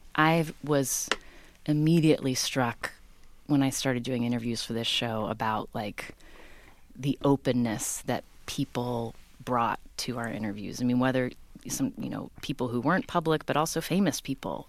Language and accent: English; Charleston, West Virginia, United States; moved away as an adult; also born or lived in Stanford; I grew up in Charleston, West Virginia, the capital city.